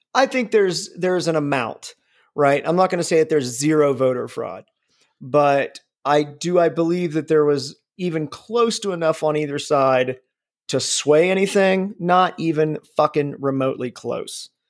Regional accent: Midwest, United States; I'm from the Midwest.

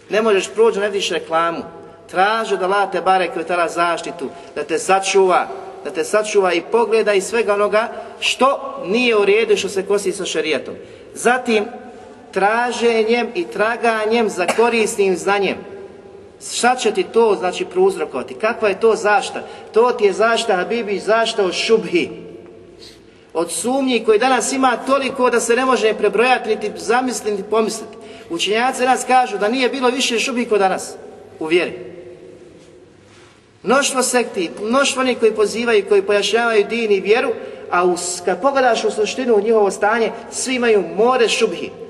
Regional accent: Bosnia & Herzegovina

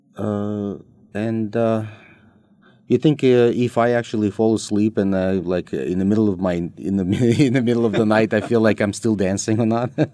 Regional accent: Russia; moved away as an adult; also born or lived in United States; we were growing up in Soviet Union

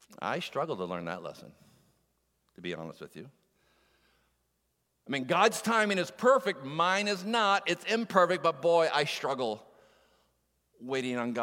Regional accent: Moncton, New Brunswick, Canada; moved away; I'm from Moncton, New Brunswick, is where I would be born

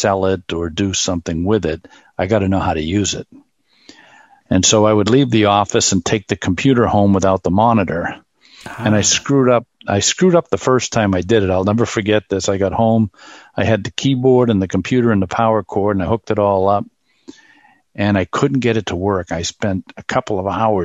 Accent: Boston, Massachusetts, United States; also born or lived in Germany; I'm from Boston.

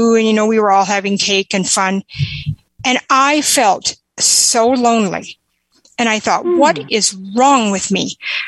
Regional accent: South Dakota, United States; I'm from South Dakota

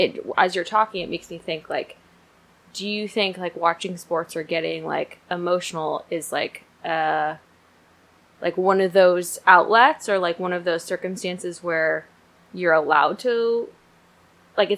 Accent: Minnesota, United States; I'm from Minnesota

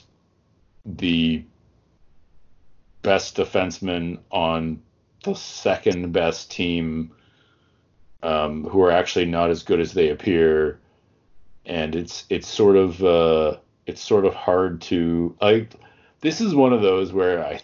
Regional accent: Toronto, Ontario, Canada; I grew up in Toronto

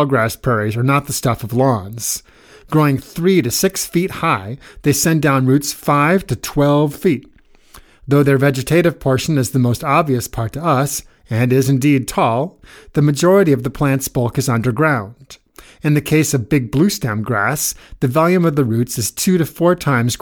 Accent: Nebraska, United States; moved away; I was born and raised in Nebraska, but only years after moving away

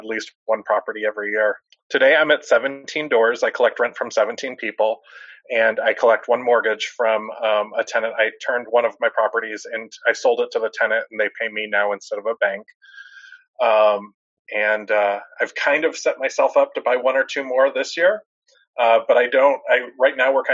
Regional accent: Dallas, Texas, United States; I'm 39 years old. I'm from Dallas, Texas

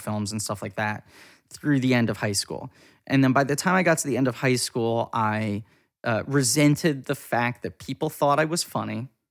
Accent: New York City, New York, United States; I grew up in New York City.

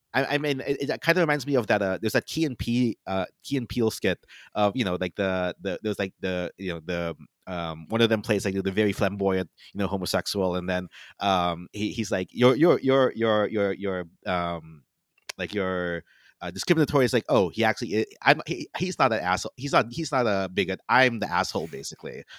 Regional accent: Florida, United States; moved away; I'm from Florida, right, so I always go back to my parents for Florida

